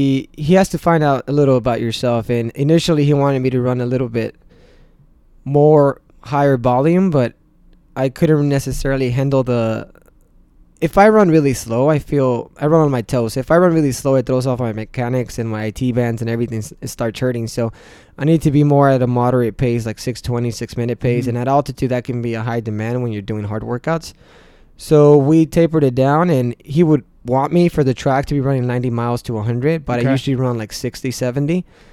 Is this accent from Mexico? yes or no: yes; Mexico; now in United States; representing my country, the U.S., and I wouldn't drop that Mexican flag on the floor because it is my home country